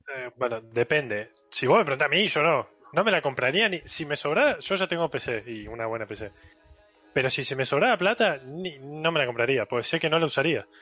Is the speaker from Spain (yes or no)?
no; Córdoba, Argentina